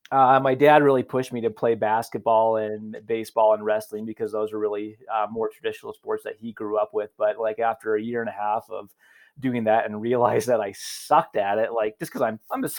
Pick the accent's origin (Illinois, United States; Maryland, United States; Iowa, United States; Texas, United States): Iowa, United States; Carroll; moved away as an adult; also born or lived in Omaha, Nebraska; I'm a hick from Carroll, Iowa